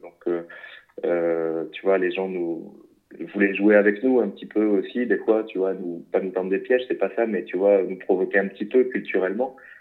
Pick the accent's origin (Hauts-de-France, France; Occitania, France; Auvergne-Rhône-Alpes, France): Hauts-de-France, France; Lille; je suis originaire du nord de la France, de Lille